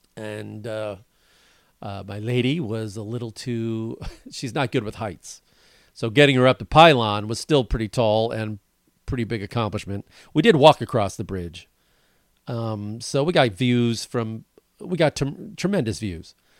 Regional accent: Wisconsin, United States; now in Los Angeles, United States; up north around where I grew up. You know, I was born in Wisconsin

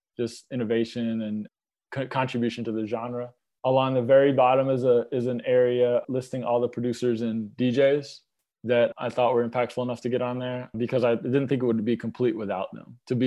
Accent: Lilburn, Georgia, United States; also born or lived in New York; I grew up in Lilburn, Georgia, went to high school up there

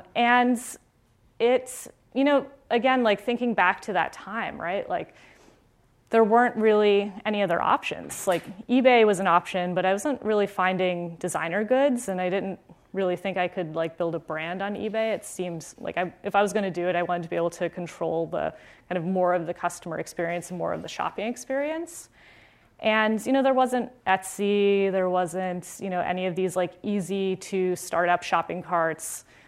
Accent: Florida, United States; I grew up in South Florida, in a suburb near Fort Lauderdale. And, you know, I was a Florida girl. Like, I had seen snow once.

